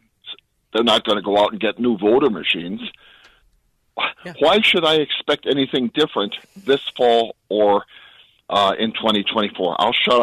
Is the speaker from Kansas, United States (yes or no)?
no; Milwaukee, Wisconsin, United States; I'm from Milwaukee. We just had drop boxes up here for our mayoral election